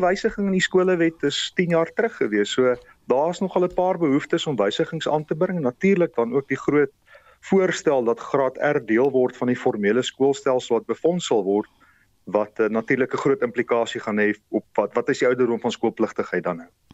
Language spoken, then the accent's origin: Afrikaans; South Africa; ons as Suid-Afrikaners